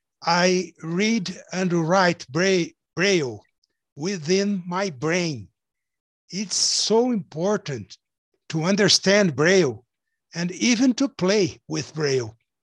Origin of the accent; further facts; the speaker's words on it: São Paulo, Brazil; Yes, we are from Brazil, São Paulo.